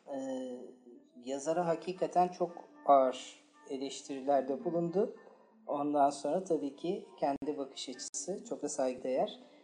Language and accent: Turkish; Istanbul, Turkey; Bir de ben Fatih Çarşambalıyım arkadaşlar. Çocukluğum Fatih Çarşamba'da geçti